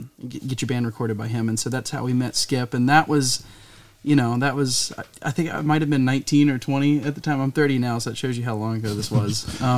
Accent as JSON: {"language": "English", "town": "New Castle", "region": "Virginia", "country": "United States", "moved": "as an adult", "lives_now": "Roanoke, United States", "said": "I'm actually from Newcastle, but I at 18 I moved over to Roanoke"}